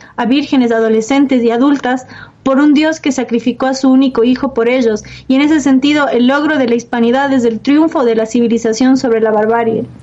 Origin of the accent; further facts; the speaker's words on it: Quito, Pichincha, Ecuador; Quito, de donde soy yo